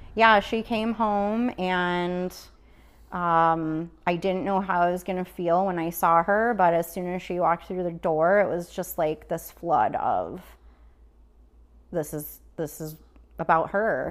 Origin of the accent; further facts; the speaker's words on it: Oswego, United States; moved away as an adult; also born or lived in Chicago / Iowa; I was born and raised in Oswego, uh, back here after a couple years in Chicago and then a couple years in Iowa